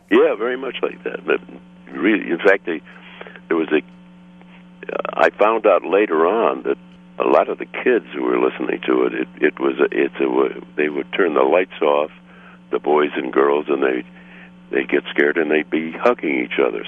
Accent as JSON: {"language": "English", "town": "Chicago", "region": "Illinois", "country": "United States", "tie": "born or raised there", "said": "I got a job in Chicago at FM station, the CBS in Chicago. I came to back to my hometown"}